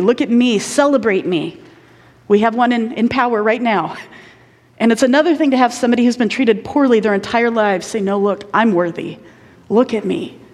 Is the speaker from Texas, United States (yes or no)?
no; Indiana, United States; I grew up in Indiana